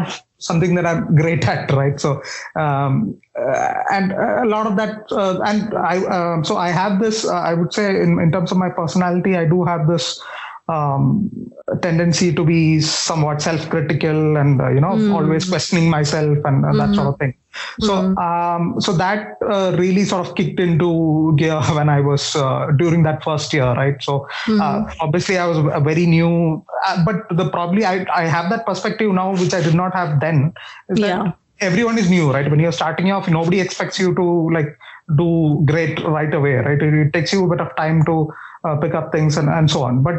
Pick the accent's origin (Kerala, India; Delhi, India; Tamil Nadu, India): Kerala, India; Thiruvananthapuram; moved away as an adult; I'm from Kerala. I was born and brought up in Trivandrum.